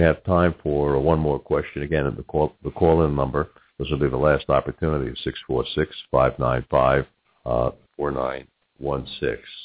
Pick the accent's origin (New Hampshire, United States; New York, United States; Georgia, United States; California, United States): New York, United States; now in Cincinnati, United States; in my family growing up in New York, we had one aunt, Aunt Selma